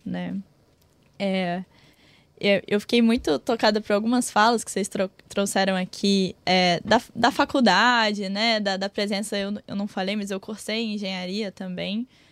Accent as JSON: {"language": "Portuguese", "region": "Minas Gerais", "country": "Brazil", "tie": "born or raised there", "moved": "yes", "said": "sou de uma cidade muito pequenininha, não sou do Rio, não. Sou, do, sou de Minas."}